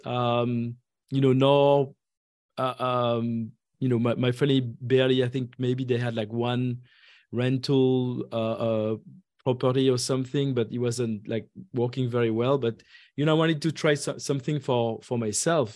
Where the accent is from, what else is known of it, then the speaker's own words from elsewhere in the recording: France; moved away as an adult; now in Atlanta, United States; I was, uh, uh, born and raised in France